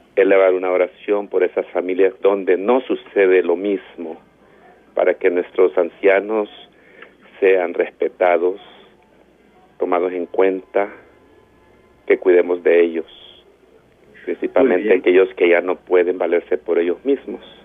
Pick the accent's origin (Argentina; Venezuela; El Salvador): El Salvador; also born or lived in Antiguo Cuscatlán; nuestro amado El Salvador